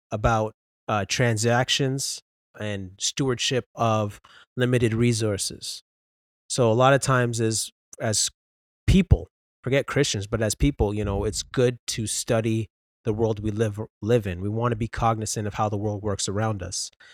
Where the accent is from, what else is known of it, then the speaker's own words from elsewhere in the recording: Brampton, Ontario, Canada; born and raised in Brampton, Ontario